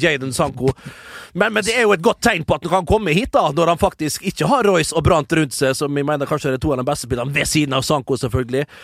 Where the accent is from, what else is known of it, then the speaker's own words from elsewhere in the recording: Vestnes, Møre og Romsdal, Norway; jeg kommer jo fra en gammel skipsbyggerkommune, eh, og vi bygger jo båter som det er stand etter den dag i dag. En utrolig stolt uh, skipskultur, uh, tradisjon, uh, oppe med oss på Vestnes